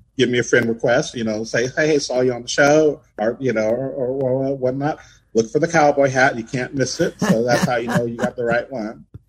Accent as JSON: {"language": "English", "town": "San Diego", "region": "California", "country": "United States", "tie": "born or raised there", "moved": "as an adult", "lives_now": "Phoenix, United States", "said": "my hometown, San Diego"}